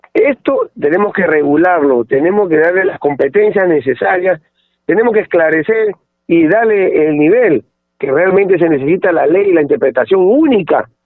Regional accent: Pisco, Ica, Peru; soy de Ica, de Pisco

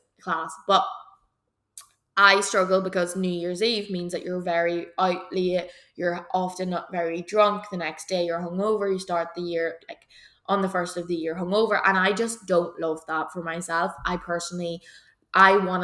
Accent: Belcoo, Northern Ireland, United Kingdom; we're from Belco

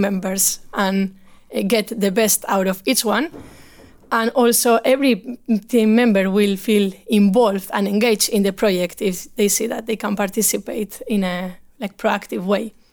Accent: Bilbao, Basque Country, Spain; moved away as an adult; now in Stockholm, Sweden; I'm from Bilbao, uh, in the north of Spain

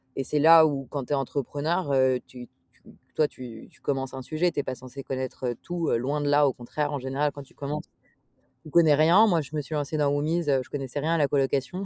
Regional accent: Paris, Île-de-France, France; j'ai grandi à Paris

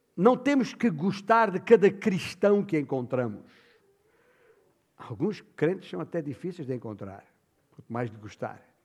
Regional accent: Alentejo, Portugal; na minha terra, o meu alentejo

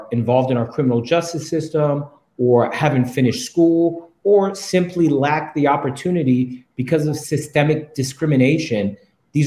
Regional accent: Washington, District of Columbia, United States; I'm a DC native. I'm the fifth of eight children growing up in the District of Columbia

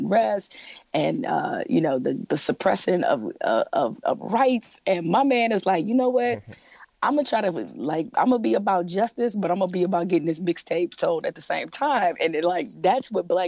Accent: Detroit, Michigan, United States; I'm from Detroit

